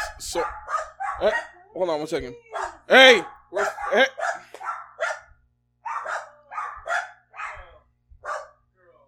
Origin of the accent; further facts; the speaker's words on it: Toronto, Ontario, Canada; moved away; also born or lived in New York; I'm from Toronto